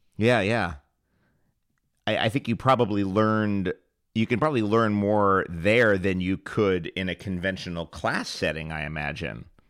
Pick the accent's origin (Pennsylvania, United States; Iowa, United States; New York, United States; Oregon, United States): New York, United States; New York City; I grew up in the in Hell's Kitchen in, in New York City in the '70s